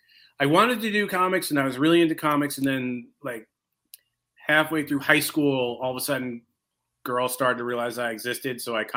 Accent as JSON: {"language": "English", "town": "Seattle", "region": "Washington", "country": "United States", "also_born_or_lived": "Colorado / Boston", "said": "So I drove from Colorado, I was from Seattle to Colorado, and then Colorado all the way back to, I went to Boston first because I had never lived in Boston."}